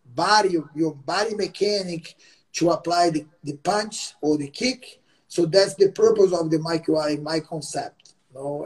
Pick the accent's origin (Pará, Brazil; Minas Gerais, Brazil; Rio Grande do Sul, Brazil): Pará, Brazil; Belém; English is a second language; moved away as an adult; now in Los Angeles, United States; my hometown Belém.